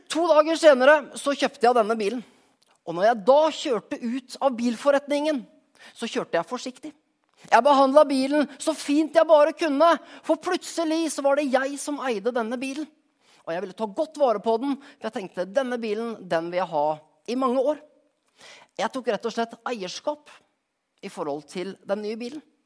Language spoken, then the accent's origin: Norwegian; Skien, Telemark, Norway; moved away; For et par uker siden var jeg hjemme i Skien